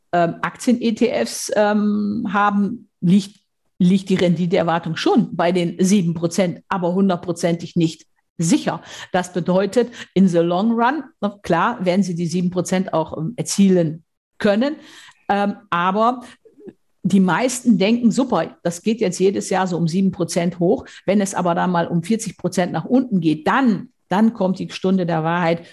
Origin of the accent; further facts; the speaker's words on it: Münsterland, North Rhine-Westphalia, Germany; Ich komme aus dem Münsterland, aus Westfalen.